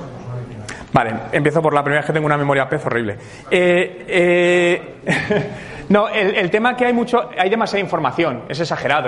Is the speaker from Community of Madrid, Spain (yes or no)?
yes; Madrid, Community of Madrid, Spain; moved away as an adult; now in Canada; soy de Madrid, llevo dos años viviendo en Canadá